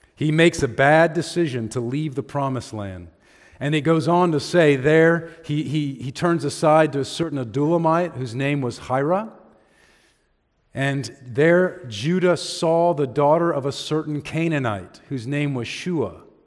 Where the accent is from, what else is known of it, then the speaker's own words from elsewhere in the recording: United States; we as American Christians